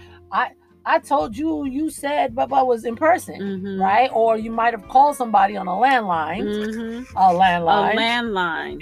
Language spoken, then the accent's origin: English; New York City, New York, United States; I grew up in New York, so we had an actual high school